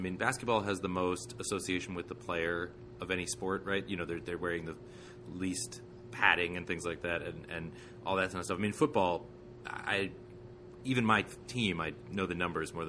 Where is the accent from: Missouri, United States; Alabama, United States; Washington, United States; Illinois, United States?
Washington, United States; Seattle; So I'm from Seattle